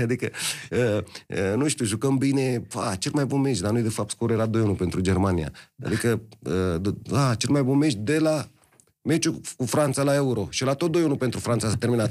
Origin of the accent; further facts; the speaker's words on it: Romania; suntem români